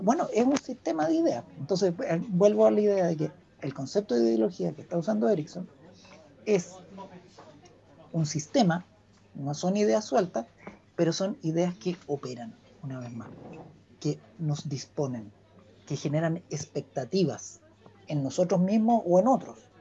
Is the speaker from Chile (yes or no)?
yes; Chile; los, chilenos somos aperrados, somos solidarios